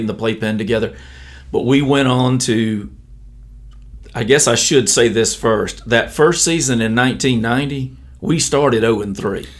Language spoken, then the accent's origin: English; Elba, Alabama, United States; I grew up in Elba